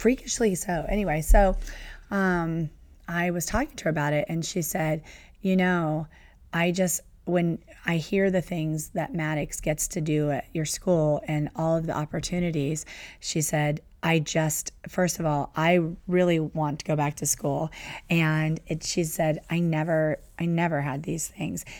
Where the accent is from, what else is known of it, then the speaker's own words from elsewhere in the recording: Southern California, United States; growing up in Southern California